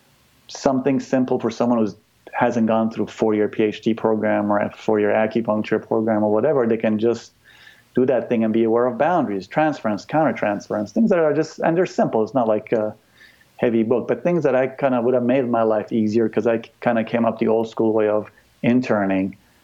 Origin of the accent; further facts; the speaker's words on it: United States; Like, I don't, like, I'm American, but, like, I love the people of this country.